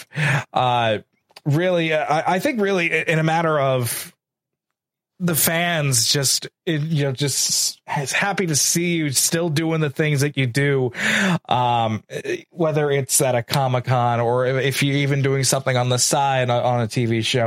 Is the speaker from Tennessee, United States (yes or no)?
no; New York, United States; I'm from New York. I'm a New Yorker